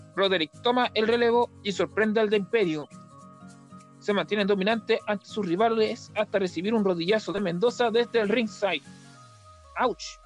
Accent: Talca, Maule, Chile; nació en mi ciudad natal, Talca

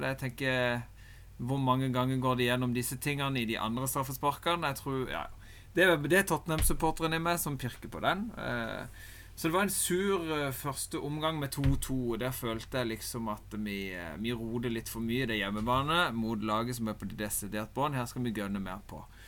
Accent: Norway; En sitter jo der som nordmann

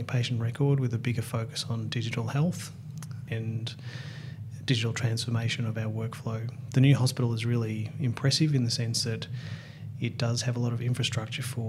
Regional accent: Ocean Grove, Victoria, Australia; when I was a kid growing up in Ocean Grove in Victoria near Geelong

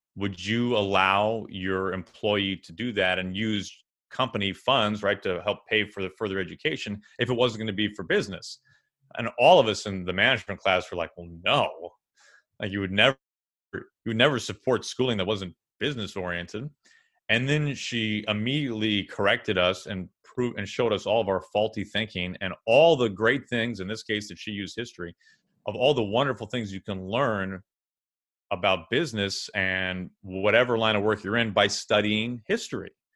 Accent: St. Louis, Missouri, United States; moved away; a trade school in Saint Louis, my hometown

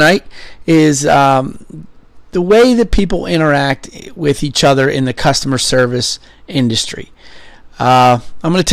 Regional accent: Philadelphia, Pennsylvania, United States; also born or lived in Somerset, Pennsylvania; I grew up in Philadelphia

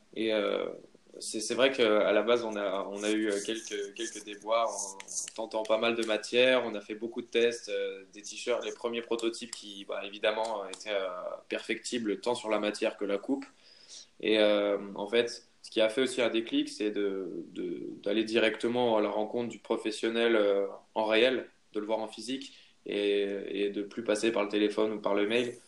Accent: Haute-Savoie, Auvergne-Rhône-Alpes, France; je viens de, de Haute-Savoie

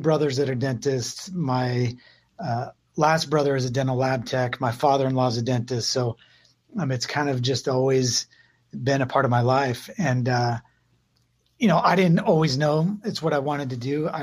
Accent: Phoenix, Arizona, United States; also born or lived in San Francisco, California; I grew up here

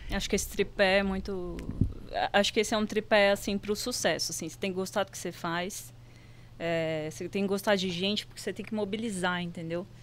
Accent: Recife, Pernambuco, Brazil; moved away; não sou daqui, sou de Recife

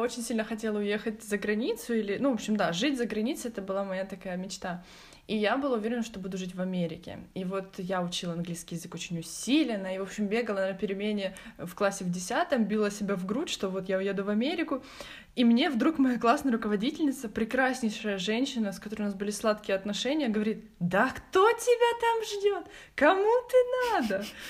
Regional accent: Kryvyi Rih, Dnipropetrovsk Oblast, Ukraine; Я лежала в больнице в городе Кривом Роге, откуда я родом

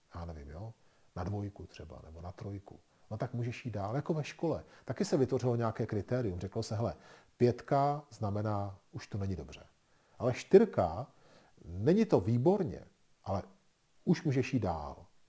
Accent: Czechia; My jako Češi v tom máme velké zkušenosti s našima zahrádkama a chatama.

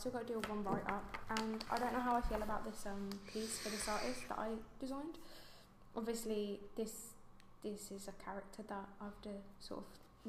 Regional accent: London, United Kingdom; I'm just from London. No, Southwest London

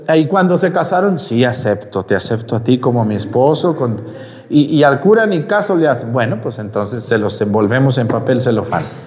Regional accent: Mexico; ahí en mi pueblo en Mestigacán

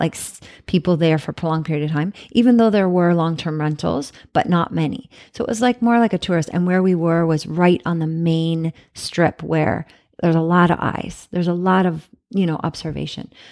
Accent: Canada; moved away; I'm from Canada

